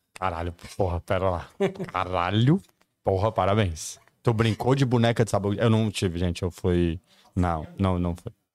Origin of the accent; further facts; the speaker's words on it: Patos de Minas, Minas Gerais, Brazil; moved away; also born or lived in Brasília; Eu cresci em Patos de Minas, quando eu era criança